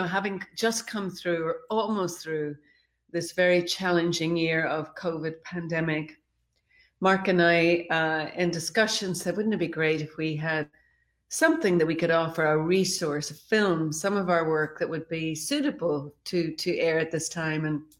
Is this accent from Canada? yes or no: no; Ireland; I remember as a child growing up in Ireland many moons ago, and we would gather at Easter to watch Jesus of Nazareth.